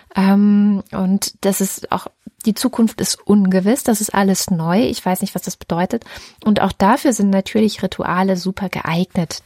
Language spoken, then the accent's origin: German; Baden-Württemberg, Germany; in Baden-Württemberg zur Schule gegangen